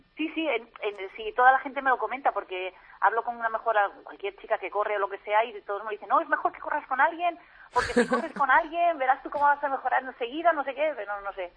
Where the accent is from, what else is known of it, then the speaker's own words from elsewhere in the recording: Novelda, Valencian Community, Spain; yo soy de Novelda, entonces ah. voy a la pista de atletismo de aquí, de, de Novelda